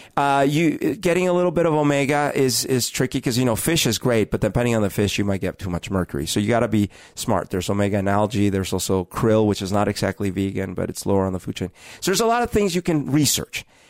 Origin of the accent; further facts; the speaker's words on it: Colombia; now in Seattle, United States; I grew up in Colombia